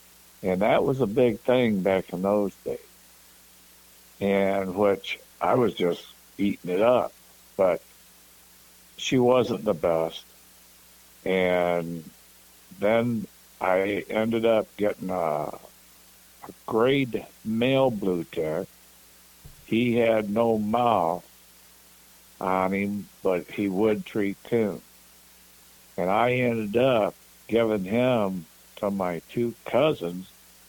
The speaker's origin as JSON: {"language": "English", "town": "Coldwater", "region": "Michigan", "country": "United States", "tie": "born or raised there", "said": "Well, to begin with, I was born and raised up here in Coldwater, Michigan."}